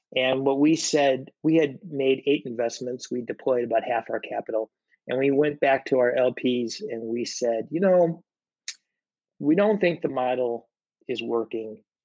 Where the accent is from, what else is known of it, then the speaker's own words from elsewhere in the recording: Chicago, Illinois, United States; I loved growing up there